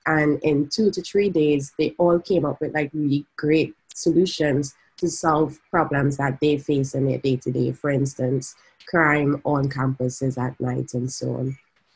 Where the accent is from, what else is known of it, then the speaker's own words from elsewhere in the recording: Trinidad & Tobago; moved away as an adult; now in San Francisco, United States; I'm from Trinidad and Tobago, and now I'm based in San Francisco